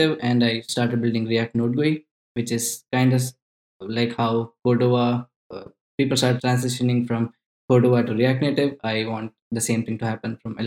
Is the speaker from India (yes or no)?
yes; India; now in Stockholm, Sweden; I am currently based out of Stockholm, Sweden. I'm originally from India.